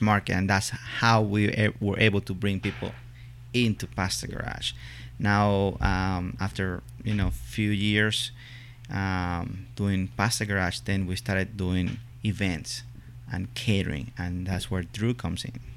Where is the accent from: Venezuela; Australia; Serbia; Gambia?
Venezuela; moved away as an adult; also born or lived in Italy / Ohio, United States; now in Lexington, United States; I uh, was born born and raised in Venezuela